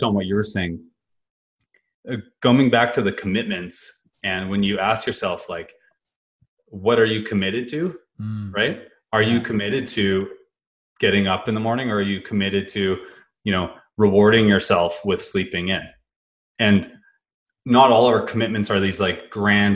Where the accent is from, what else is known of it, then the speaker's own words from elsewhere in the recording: Kelowna, British Columbia, Canada; I grew up in Kelowna, BC, the Okanagan